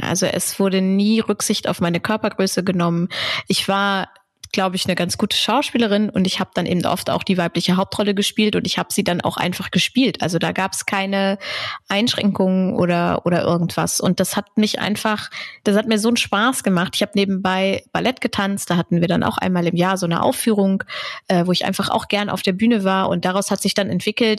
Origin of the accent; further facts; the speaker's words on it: Braunschweig, Lower Saxony, Germany; moved away as an adult; also born or lived in Hannover; in Hannover geboren, in Braunschweig aufgewachsen.